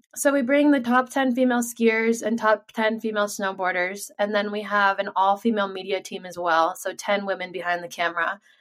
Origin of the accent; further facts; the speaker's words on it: Sun Valley, Idaho, United States; I was born and raised here in Sun Valley, Idaho